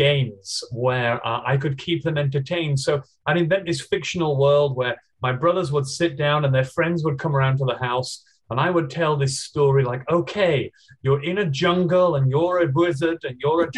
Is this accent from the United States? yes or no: no; England, United Kingdom; now in Australia; I'm originally from England, but after traveling around the whole world, I decided that Australia was the sunniest and loveliest place to be. So now I live here.